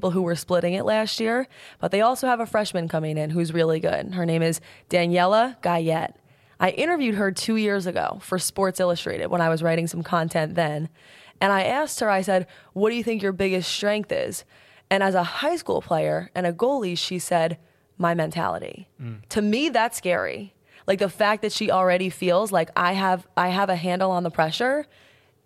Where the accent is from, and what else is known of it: Mount Sinai, New York, United States; born or raised there